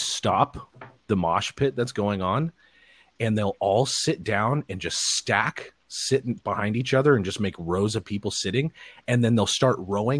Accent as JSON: {"language": "English", "country": "United States", "said": "as an American"}